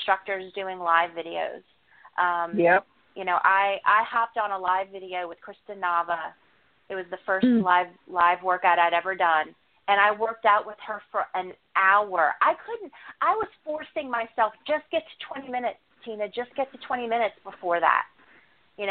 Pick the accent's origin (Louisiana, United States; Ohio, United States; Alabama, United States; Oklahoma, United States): Louisiana, United States; New Orleans; I'm from New Orleans.